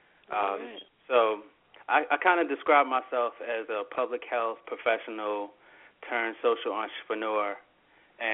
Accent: Pumphrey, Maryland, United States; now in Philadelphia, United States; I grew up in a small community called Pumphrey, Maryland.

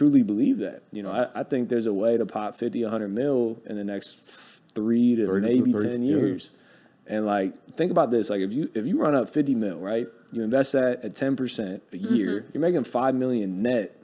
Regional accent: Ohio, United States; I'm from Ohio

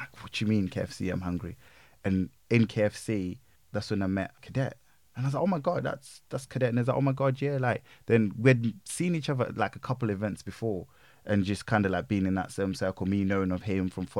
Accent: Leicester, East Midlands, United Kingdom; I'm still from Leicester

